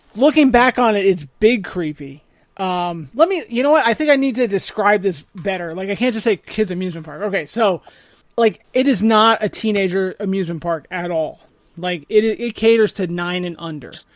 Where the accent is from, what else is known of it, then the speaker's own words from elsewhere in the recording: Blairstown, New Jersey, United States; moved away as an adult; I grew up in Warren County, um, three, two traffic lights, three pizza places